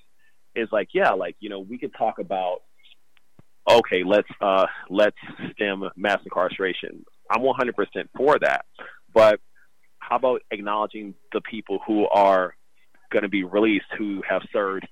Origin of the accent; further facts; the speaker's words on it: Kansas City, Missouri, United States; now in San Francisco, United States; I'm a writer from Kansas City, Missouri